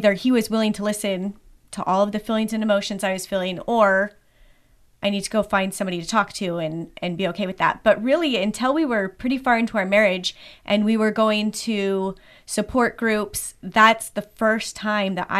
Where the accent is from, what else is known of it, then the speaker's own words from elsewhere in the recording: Idaho, United States; also born or lived in Pennsylvania / Ohio; So I grew up mostly in Idaho. I've also lived in Pennsylvania and Ohio